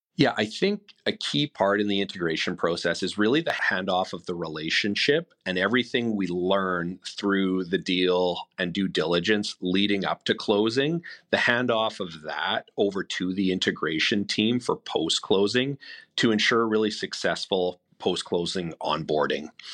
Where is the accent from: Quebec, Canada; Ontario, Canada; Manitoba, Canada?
Manitoba, Canada; Winnipeg; I'm born and raised in Winnipeg